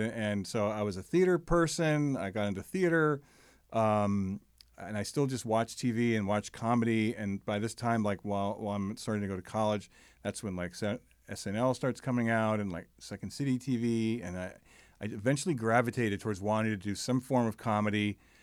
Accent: United States; I grew up in the New York, New Jersey area, hence my Mets fandom

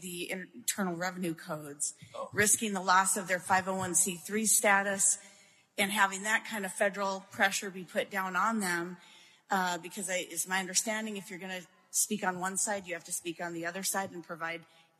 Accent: Minnesota, United States; I'm from Minnesota.

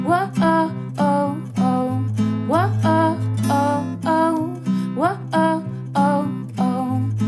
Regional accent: South Africa; I'm from South Africa

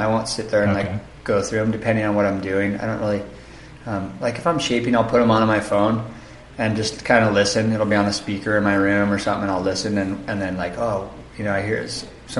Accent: Santa Barbara, California, United States; moved away as an adult; also born or lived in North Shore; I grew up in Santa Barbara, in California, and when I was in my early 20s, I moved to the North Shore

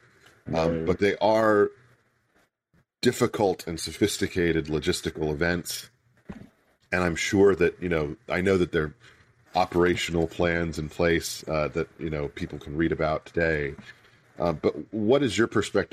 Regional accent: United States; as an American

